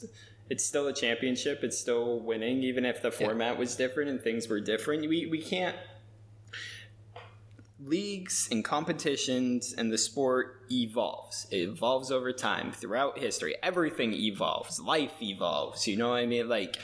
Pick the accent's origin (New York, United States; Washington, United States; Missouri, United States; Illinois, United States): Washington, United States; Seattle; the team from Seattle, I'm from Seattle, this team could win